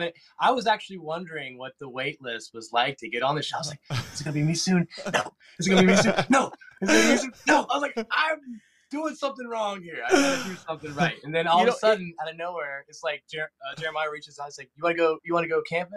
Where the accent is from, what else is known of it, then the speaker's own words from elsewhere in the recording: Newport Beach, California, United States; born there; also born or lived in Southeast United States; So I was born in Newport Beach, but I've been around the world, and now I'm here in the Southeast.